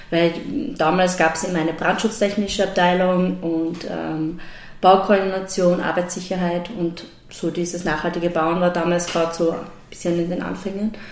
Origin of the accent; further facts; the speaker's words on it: Graz, Styria, Austria; also born or lived in Leoben; ich bin eigentlich ursprünglich aus Leoben ähm, und meine Eltern sind dann aber schon recht früh nach Graz ähm, gezogen und bin in Graz aufgewachsen und habe hab dort die Schule besucht und studiert